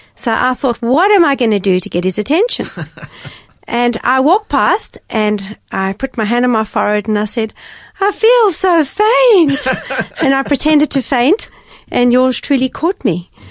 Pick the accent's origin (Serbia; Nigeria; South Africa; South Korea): South Africa; Cape Town, Western Cape; I grew up in Cape Town um, in a beautiful seaside village called Gordons Bay.